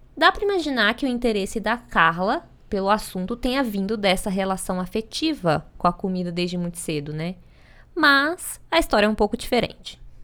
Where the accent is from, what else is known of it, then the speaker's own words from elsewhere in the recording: Minas Gerais, Brazil; eu, como uma boa mineira